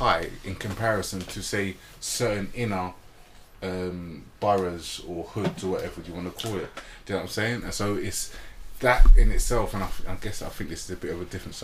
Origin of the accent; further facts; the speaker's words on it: London, United Kingdom; where I grew up in Shepherd's Bush